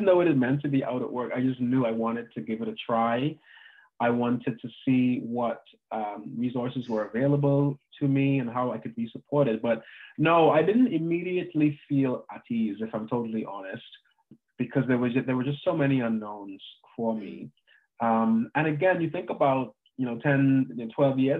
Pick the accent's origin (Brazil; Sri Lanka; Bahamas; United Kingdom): Bahamas; moved away as an adult; also born or lived in United States; I'm from the Bahamas originally. And I was born there. I went to high school there and went to university in the US